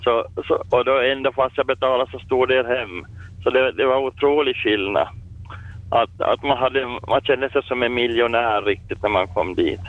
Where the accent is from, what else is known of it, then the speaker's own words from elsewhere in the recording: Finland; moved away as an adult; also born or lived in Sweden; när jag kom till Finland och tillbaka, när jag fick hemlängtan